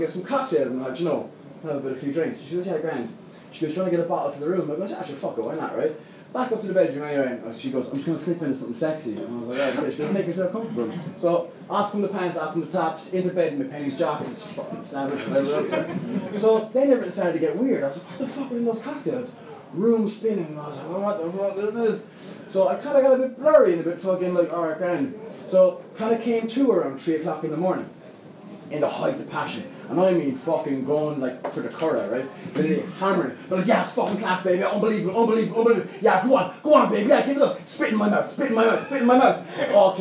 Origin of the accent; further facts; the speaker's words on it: Limerick, Munster, Ireland; I'm from Limerick, I'm 28.